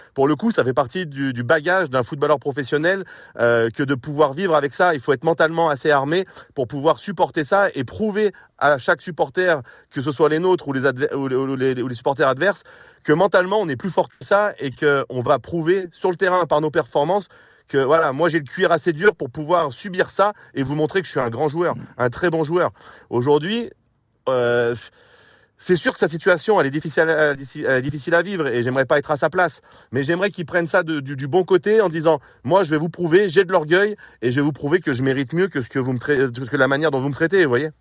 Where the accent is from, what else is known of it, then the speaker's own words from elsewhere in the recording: Lyon, Auvergne-Rhône-Alpes, France; je suis pur Lyonnais, formé au centre de formation et j'ai eu la chance de jouer à l'OL